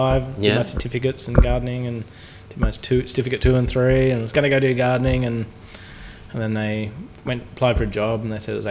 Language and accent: English; Pittsworth, Queensland, Australia; When I was a kid, my auntie had a cattle farm. I'm from Pittsworth, outside Toowoomba